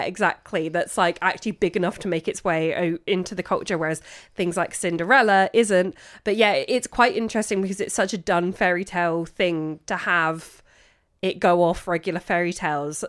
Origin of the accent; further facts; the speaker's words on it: London, United Kingdom; as a Londoner